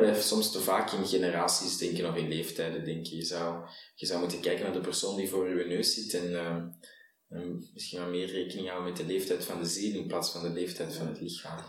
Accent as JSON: {"language": "Dutch", "town": "Antwerp", "region": "Flanders", "country": "Belgium", "said": "ik ben een Antwerpenaar"}